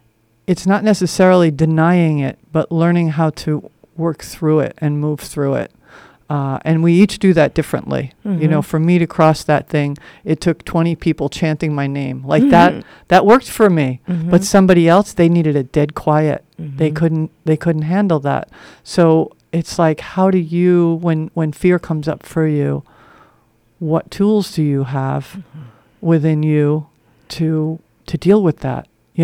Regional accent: Northeast, United States; I grew up in the Northeast, so we had a lot of lighthouses, and they were always like this.

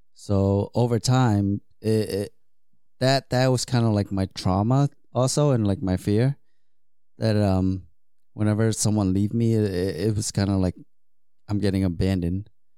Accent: Vietnam; also born or lived in Hong Kong; Because growing up, right, when I was in Vietnam, and then like, I was born in Hong Kong, but then when I went back to Vietnam, I only lived there for 1 year.

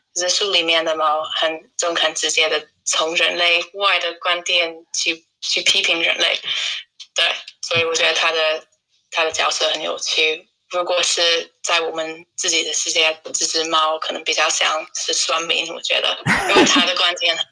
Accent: United Kingdom; Chinese is a second language; also born or lived in Shanghai, China / Tainan, Taiwan / Leeds; 我来自英国，现在我在布莱顿，呃，因为英国都在封城

